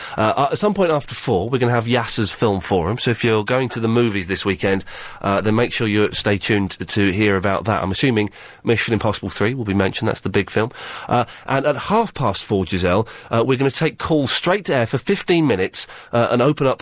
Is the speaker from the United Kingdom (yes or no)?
yes; United Kingdom; People tend to err on the side of complaining because we're British, that's what we do.